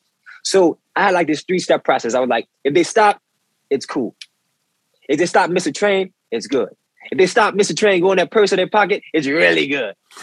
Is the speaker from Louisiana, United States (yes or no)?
yes; New Orleans, Louisiana, United States; moved away as an adult; now in New York, United States; I've been a musician since I was a boy growing up in New Orleans.